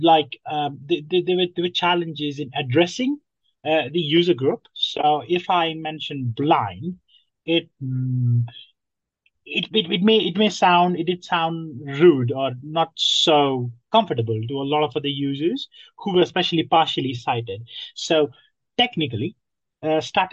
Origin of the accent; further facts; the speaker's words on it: Nepal; moved away as an adult; now in London, United Kingdom; I am originally from Nepal. I came to London 5 years ago as a student.